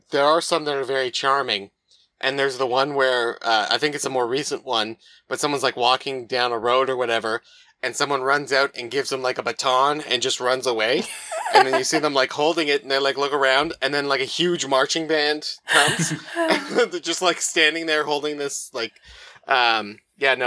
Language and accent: English; Canada; a Canadian